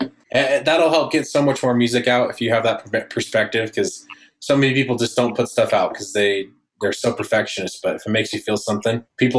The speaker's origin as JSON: {"language": "English", "region": "Utah", "country": "United States", "said": "we're all from Utah."}